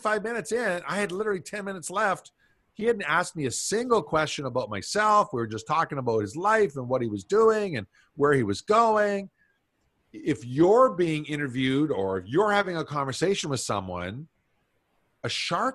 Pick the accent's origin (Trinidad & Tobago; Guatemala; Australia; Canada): Canada; I'm Canadian.